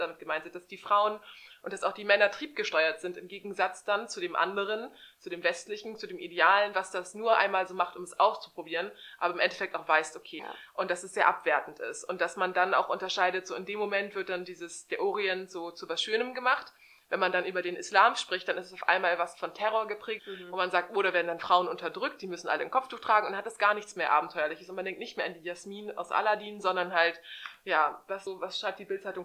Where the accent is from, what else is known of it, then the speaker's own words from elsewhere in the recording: Hamburg, Germany; ich komme ja aus Hamburg, aus der schönsten Stadt der Welt